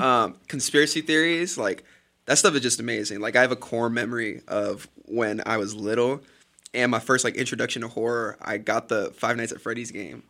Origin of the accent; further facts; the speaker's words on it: Sacramento, California, United States; I'm from Sacramento, California